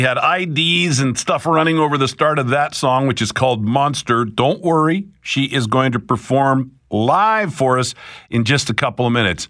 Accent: Southern Alberta, Canada; because that's what I grew up with in Southern Alberta.

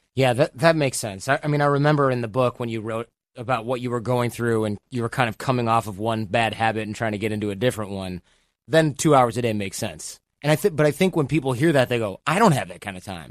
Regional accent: Michigan, United States; moved away; also born or lived in New York / Los Angeles; I grew up in Michigan

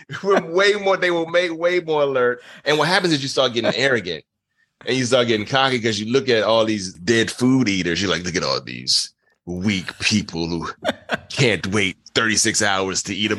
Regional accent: Nassau, New Providence, Bahamas; born there; I was born in the Bahamas, born in Nassau, Bahamas.

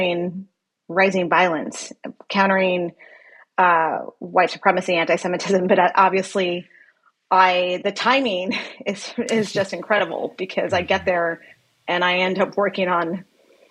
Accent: El Paso, Texas, United States; moved away; my hometown of El Paso

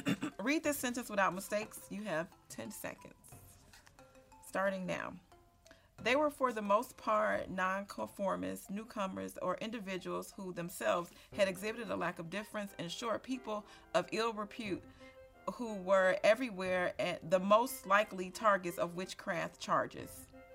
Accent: Chicago, Illinois, United States; accent: southern twang; I'm from Chicago, but we all migrated from Mississippi.

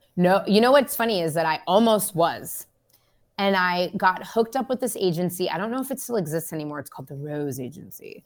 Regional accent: San Francisco, California, United States; moved away as an adult; now in Los Angeles, United States; I'm from San Francisco

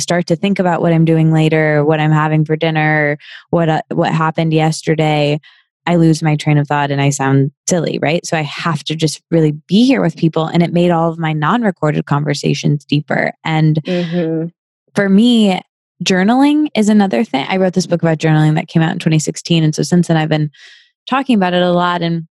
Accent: Midwest, United States; yeah, I think growing up in the Midwest, it feels kind of far from us because we don't, we didn't grow up with it as our industry.

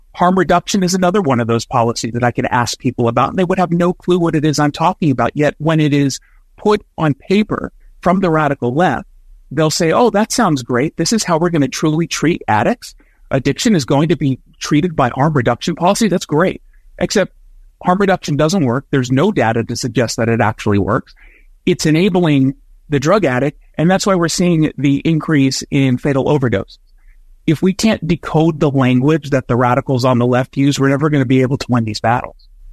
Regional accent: United States; both an American and as a Jew

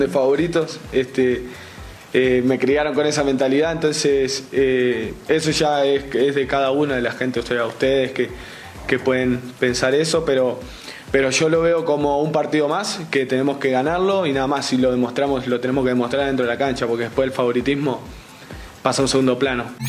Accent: Uruguay; moved away; soy muy, muy uruguayo en ese sentido

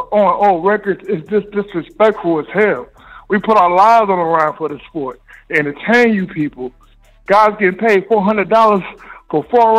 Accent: Michigan, United States; now in Catskill Mountains, New York, United States; I'm from Michigan, so I'm used to it

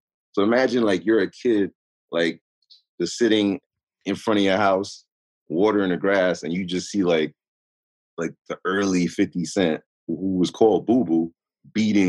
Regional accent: New York City, New York, United States; I was raised in Queens Village

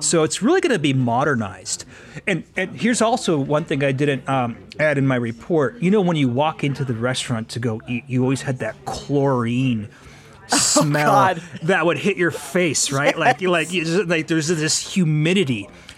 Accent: Denver, Colorado, United States; especially an iconic thing like this that is such a compass for a child's memory, you know, growing up in Denver

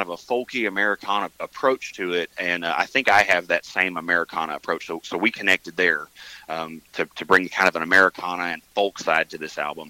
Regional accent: Mountain View, Arkansas, United States; I'm from Mountain View.

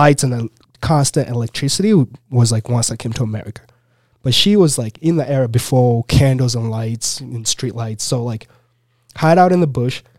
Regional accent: Kampala, Central Region, Uganda; now in United States; I lived in Kampala, so I'm from Kampala, from the slums, really.

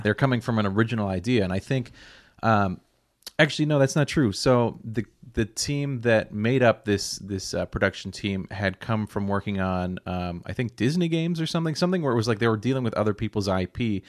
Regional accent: Nova Scotia, Canada; growing up in Nova Scotia

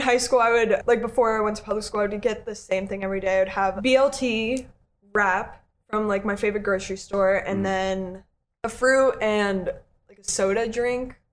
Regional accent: Connecticut, United States; moved away; my hometown friends, I was out with them mm-hmm. in Connecticut

